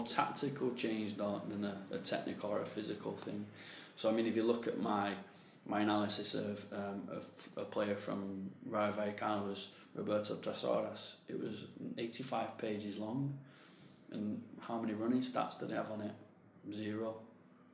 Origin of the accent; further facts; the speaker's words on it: England, United Kingdom; moved away; also born or lived in Spain; I'm English myself